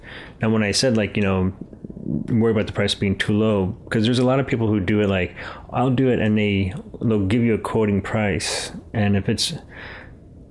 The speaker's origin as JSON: {"language": "English", "town": "St. Louis", "region": "Missouri", "country": "United States", "tie": "born or raised there", "said": "I grew up in Missouri."}